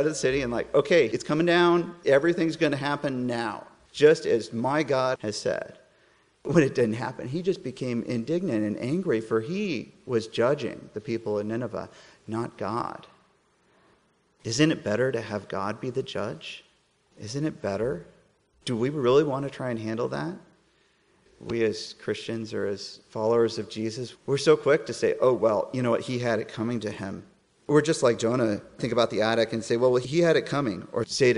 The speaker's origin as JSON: {"language": "English", "region": "Colorado", "country": "United States", "moved": "yes", "said": "I'm from Colorado originally."}